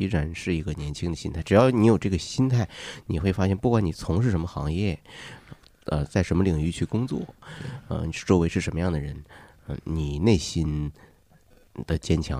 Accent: Chaoyang, Beijing, China; 因为我也来自朝阳区，那么非常感谢朝阳群众对我的帮助。

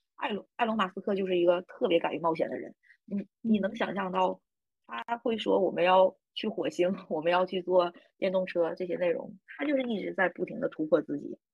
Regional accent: Northeast China, China; accent: Northeastern (Dongbei) dialect; 我们东北话经常说嘛

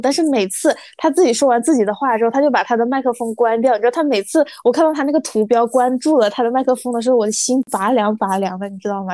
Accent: Guangdong, China; 我是来自广东的

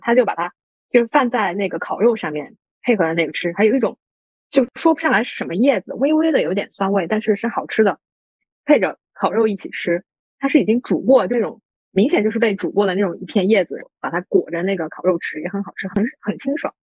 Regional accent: Yunnan, China; moved away; 我们老家云南那边

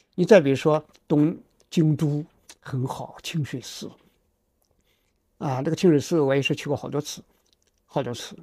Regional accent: China; 我们中国人

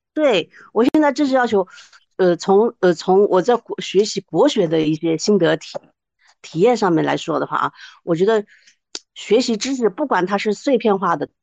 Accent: Wuhan, Hubei, China; moved away; 我是那个武汉的，我从武汉过来的

